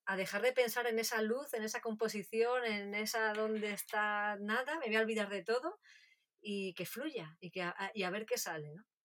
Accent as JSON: {"language": "Spanish", "area": "a village near Castril, Granada province", "region": "Andalusia", "country": "Spain", "tie": "born or raised there", "said": "una familia de, Castril, de, la provincia de Granada, muy cerquita de mi pueblo"}